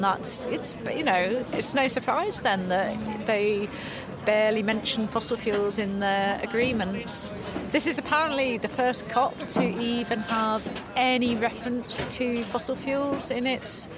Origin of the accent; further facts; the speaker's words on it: Shrewsbury, West Midlands, United Kingdom; I'm from Shrewsbury and involved with Extinction Rebellion